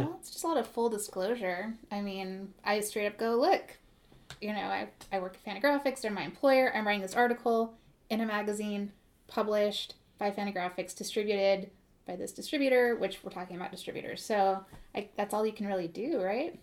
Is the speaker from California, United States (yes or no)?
yes; Modesto, California, United States; I'm from Modesto